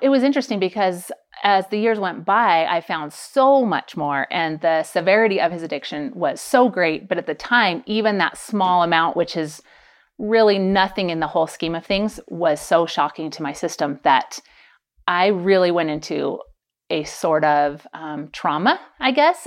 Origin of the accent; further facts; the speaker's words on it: Pleasanton, California, United States; moved away; also born or lived in Idaho / St. George, Utah; I grew up in California, the Bay Area, and then lived twenty years in Idaho